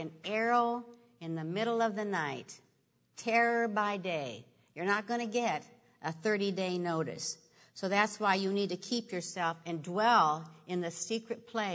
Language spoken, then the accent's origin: English; Nebraska, United States; I grew up in Nebraska, and I used to have a big garden.